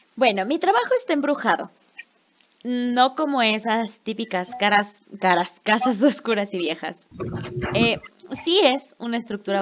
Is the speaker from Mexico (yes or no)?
yes; Mexico; soy de México.